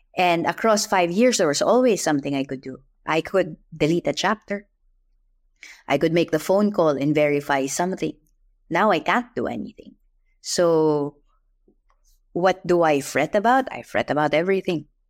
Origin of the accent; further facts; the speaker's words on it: Philippines; I'm Filipino